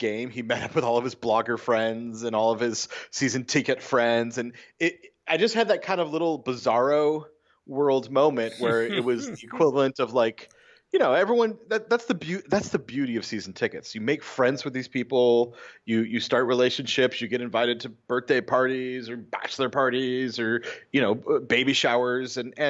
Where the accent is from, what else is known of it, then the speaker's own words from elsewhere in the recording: New York, United States; I'm not a hipster. I'm a New Yorker. I live on the island.